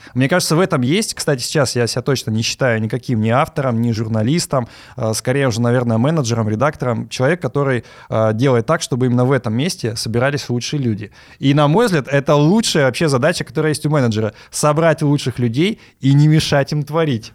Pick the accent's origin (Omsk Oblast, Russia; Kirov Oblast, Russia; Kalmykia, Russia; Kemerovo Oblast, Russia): Omsk Oblast, Russia; Omsk; я родился в Омске, в Сибири